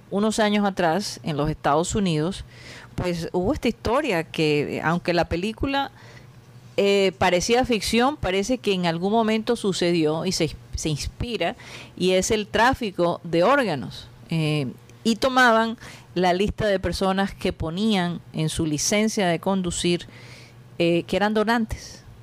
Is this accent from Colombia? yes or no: yes; Costeños, Caribbean coast, Colombia; somos los costeños.